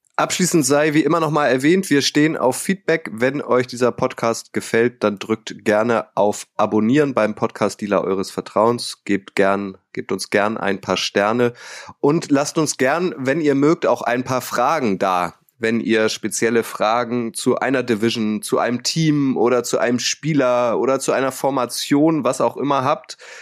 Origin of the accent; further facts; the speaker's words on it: Northern Germany, Germany; Holt mich mal ab als Nordlicht